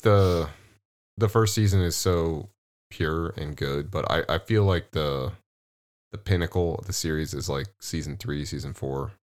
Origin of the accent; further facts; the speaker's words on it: Midwest, United States; also born or lived in California; We're Midwest boys.